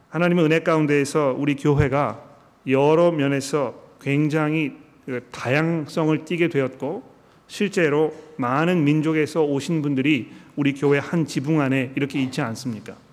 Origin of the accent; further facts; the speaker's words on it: South Korea; now in Sydney, Australia; 우리는 한국 사람들이고 한국어가 편한